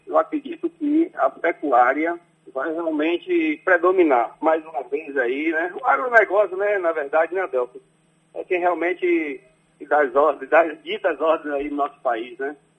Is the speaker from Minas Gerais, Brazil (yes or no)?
no; Conceição do Jacuípe, Bahia, Brazil; moved away; minha cidade natal, né? Conceição do Jacuípe, a qual eu, eu prezo muito, tenho muita admiração e onde eu fui criado